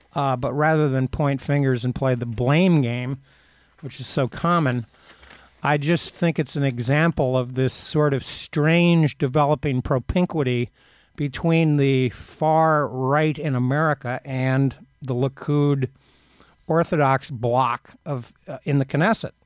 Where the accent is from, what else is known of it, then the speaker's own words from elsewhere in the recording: Texas, United States; I'm from Texas.